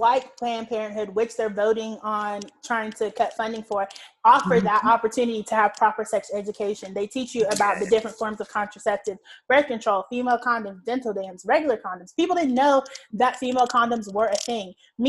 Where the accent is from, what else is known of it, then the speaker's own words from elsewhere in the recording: the South, United States; Because like, we're from the South, the Deep South, the Bible Belt, and people are like, abstinence only.